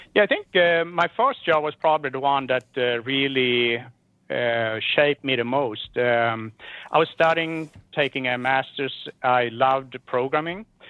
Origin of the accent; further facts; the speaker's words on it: Sweden; growing up in Sweden.